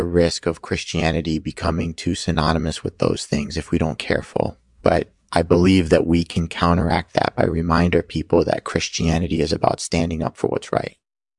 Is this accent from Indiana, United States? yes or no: no; California, United States; I'm from Southern California and I'm a comedian.